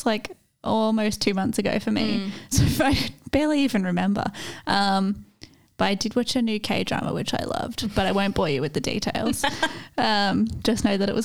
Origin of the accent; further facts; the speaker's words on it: Australia; as an Australian